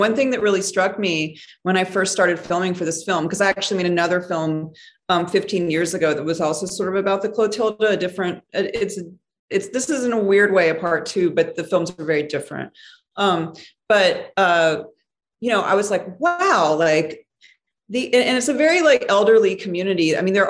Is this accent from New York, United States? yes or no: no; Mobile, Alabama, United States; my hometown of Mobile, Alabama